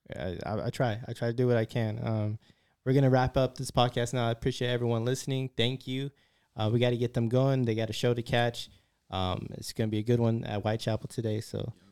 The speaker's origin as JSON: {"language": "English", "town": "San Francisco", "region": "California", "country": "United States", "said": "I'm from San Francisco. I'm from the city."}